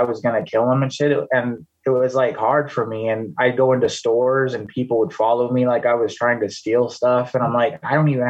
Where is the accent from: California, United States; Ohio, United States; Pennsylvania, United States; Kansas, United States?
California, United States; Bay Area; now in Anchorage, United States; I grew up in the Bay Area in California.